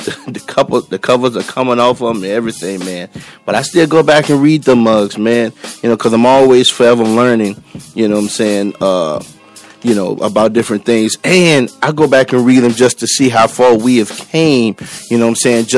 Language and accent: English; New Orleans, Louisiana, United States; moved away as an adult; now in Texas, United States; I am originally from New Orleans